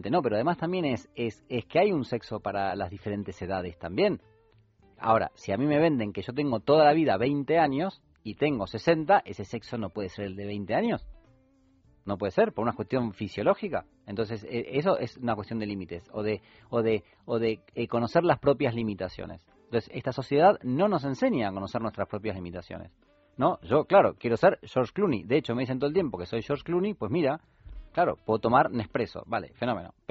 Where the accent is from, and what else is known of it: Argentina